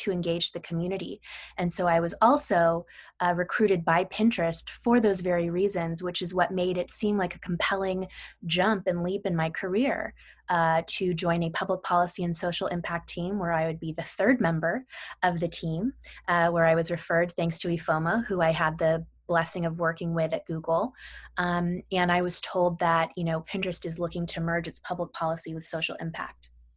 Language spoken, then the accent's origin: English; Sacramento, California, United States; I grew up in Sacramento, California